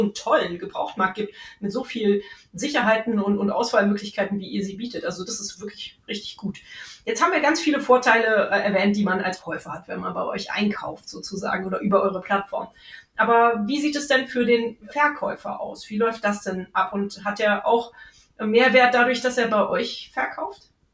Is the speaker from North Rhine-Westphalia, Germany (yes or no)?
yes; Cologne, North Rhine-Westphalia, Germany; hier in meiner Heimatstadt